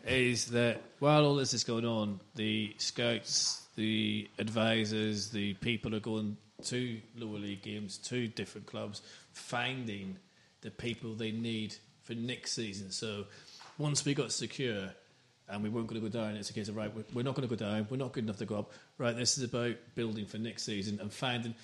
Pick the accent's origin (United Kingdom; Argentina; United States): United Kingdom; Northern Ireland; I'm from Northern Ireland